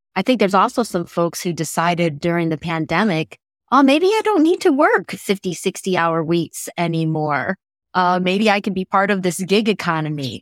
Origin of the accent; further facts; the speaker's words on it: Chicago, Illinois, United States; I'm from Chicago, Illinois